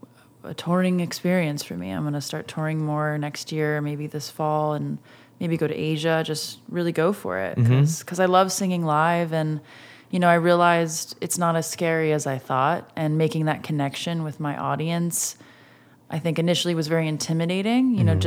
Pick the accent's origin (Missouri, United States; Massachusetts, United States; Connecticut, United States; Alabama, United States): Massachusetts, United States; now in Los Angeles, United States; Well, I grew up right outside of Boston.